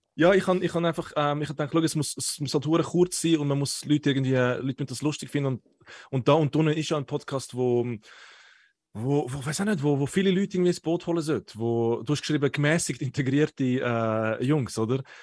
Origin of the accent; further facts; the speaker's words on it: Zurich, Switzerland; ich bin ein Zürcher